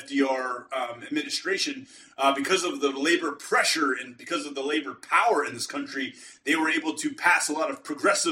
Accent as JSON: {"language": "English", "town": "Pittsburgh", "region": "Pennsylvania", "country": "United States", "said": "I'm from Pittsburgh area."}